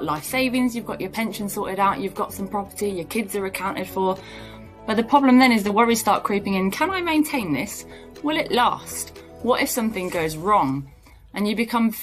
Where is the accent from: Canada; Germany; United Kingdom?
United Kingdom; I'm pretty British